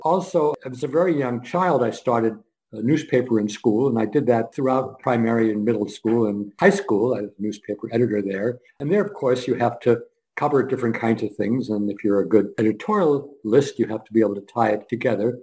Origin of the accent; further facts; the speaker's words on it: Scranton, Pennsylvania, United States; I was born in Scranton, Pennsylvania